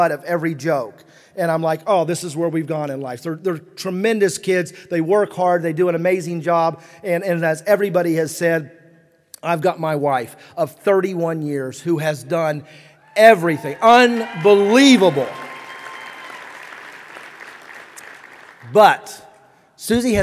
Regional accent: West Virginia, United States; moved away; when we grew up in West Virginia

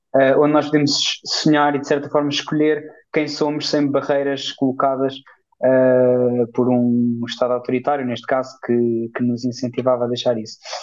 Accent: Portugal; enquanto português

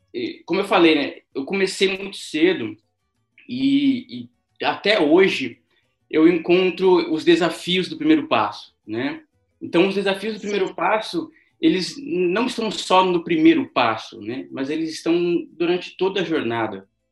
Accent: São José dos Campos, São Paulo, Brazil; sou natural aqui de São José dos Campos

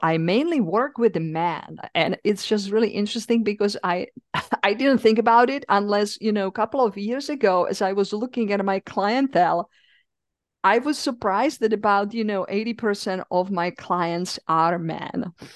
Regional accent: Czechia; accent: European; English is a second language; moved away as an adult; also born or lived in East Coast, United States; now in United States; I'm originally from the Czech Republic

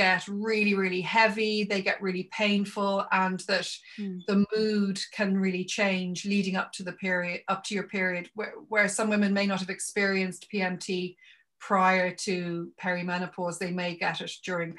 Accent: Ireland; I come from Ireland

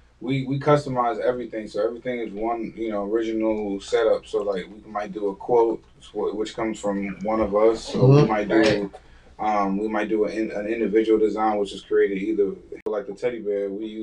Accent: Virginia Beach, Virginia, United States; also born or lived in Queens, New York; Yeah, born in Queens, New York, raised in Virginia Beach.

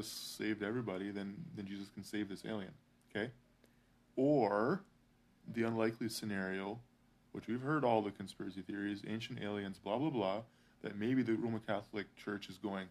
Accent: Canada; I'm Canadian

